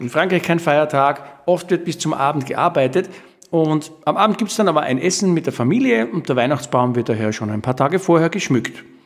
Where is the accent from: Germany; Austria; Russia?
Austria; bei uns in Österreich